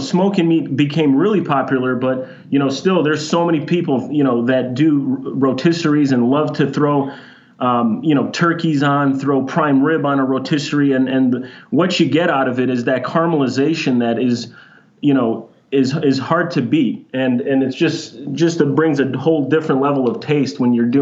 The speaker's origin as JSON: {"language": "English", "town": "Chicago", "region": "Illinois", "country": "United States", "tie": "born or raised there", "moved": "yes", "lives_now": "Phoenix, United States", "said": "I grew up in Chicago"}